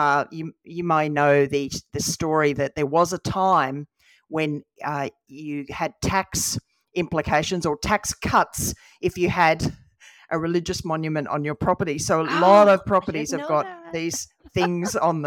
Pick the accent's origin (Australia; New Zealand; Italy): Australia; Western Australia; growing up in Western Australia